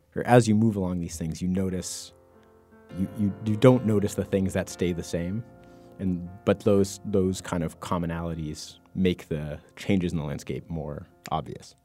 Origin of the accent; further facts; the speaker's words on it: United States; I grew up in the Mass New Hampshire border